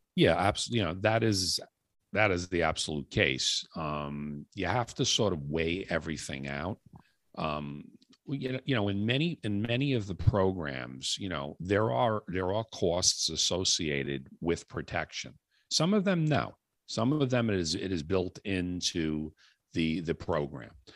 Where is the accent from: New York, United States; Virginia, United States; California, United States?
New York, United States; New York City; moved away as an adult; now in Long Island, United States; I was uh, born and raised in the Bronx, New York, moved out to Long Island uh, probably about 30 some odd years ago